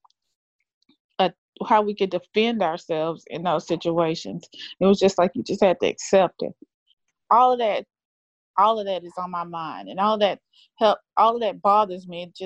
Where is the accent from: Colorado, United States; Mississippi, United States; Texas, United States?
Texas, United States; Pasadena; I grew up in Pasadena school district